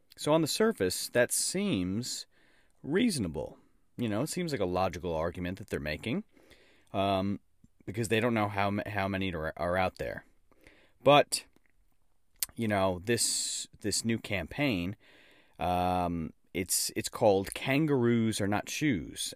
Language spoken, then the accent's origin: English; New York, United States; now in Australia; a New Yorker living down under